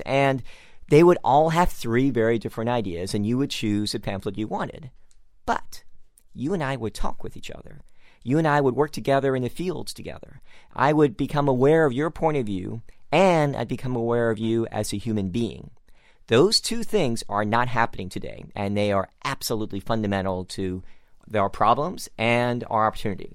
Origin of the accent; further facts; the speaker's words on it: San Francisco, California, United States; I'm also from San Francisco